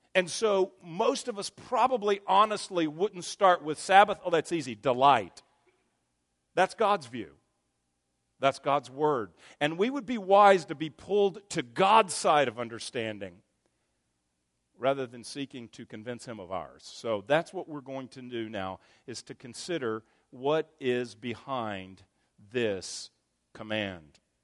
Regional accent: Texas, United States; I grew up in Texas

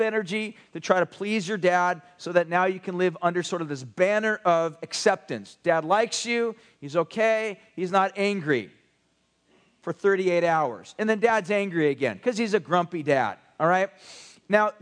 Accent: United States; especially us as American Westerners

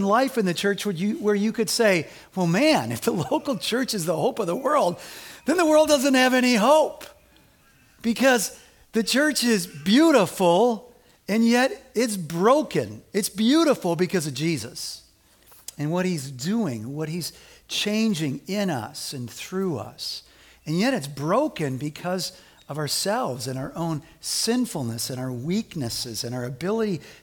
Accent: Evanston, Illinois, United States; I grew up in Evanston

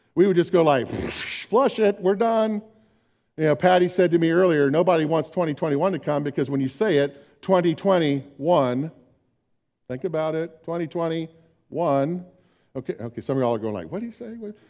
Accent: Orlando, Florida, United States; moved away; When I was growing up in Orlando

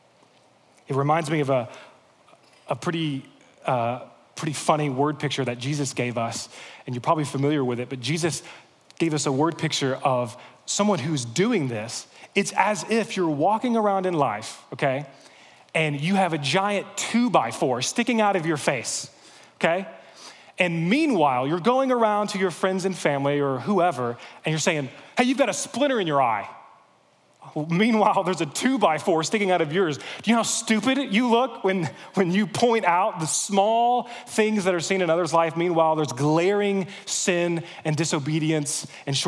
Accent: United States; As American Christians

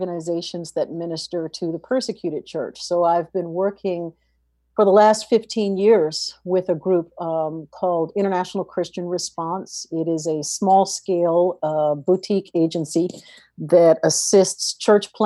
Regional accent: East Coast, United States; I am from the East Coast

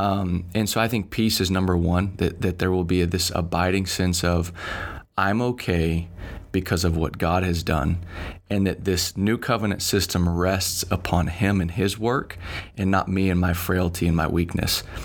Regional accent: Dallas, Texas, United States; moved away as an adult; also born or lived in Finland; born and raised in Dallas, Bible church kid

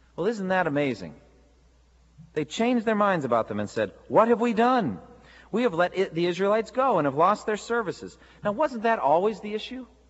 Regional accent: United States; as American Christians

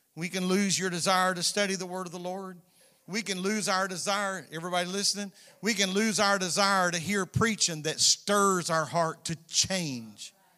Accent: United States

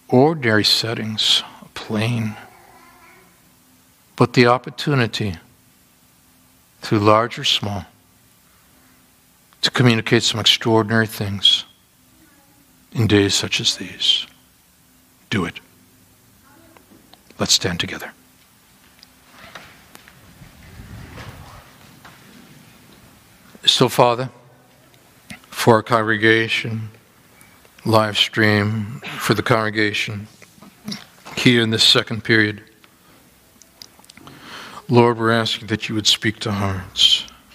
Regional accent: Wisconsin, United States; I'm Wisconsin

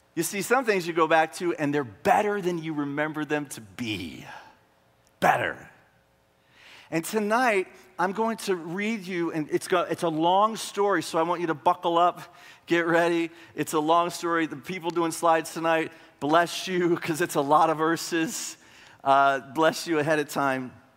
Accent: Marshall, Texas, United States; moved away as an adult; now in Gaylord, United States; I grew up in a town in northeast Texas, uh, Marshall

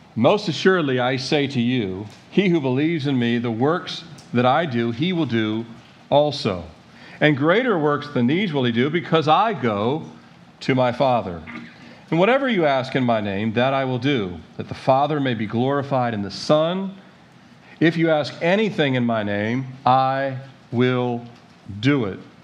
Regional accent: Annapolis, Maryland, United States; born in Annapolis, Maryland, 1969, into this country

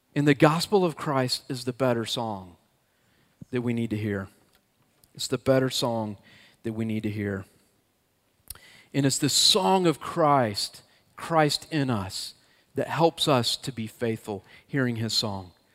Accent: Atlanta, Georgia, United States; I grew up in the Atlanta area

